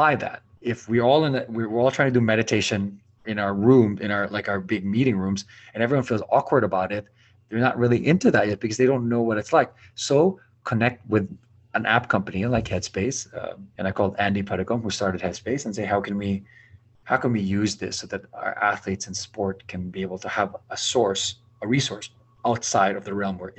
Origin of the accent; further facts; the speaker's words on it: Philippines; now in United States; I'm an islander, I'm a Filipino